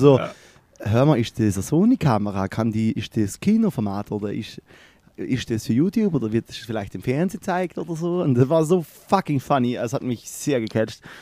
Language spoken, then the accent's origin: German; Germany; so als Deutscher